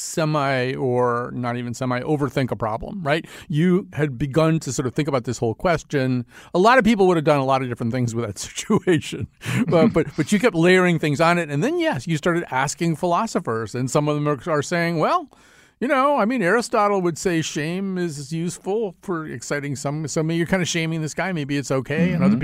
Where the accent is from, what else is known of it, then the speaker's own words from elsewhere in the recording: West Hartford, Connecticut, United States; I grew up in West Hartford. He left. I didn't leave.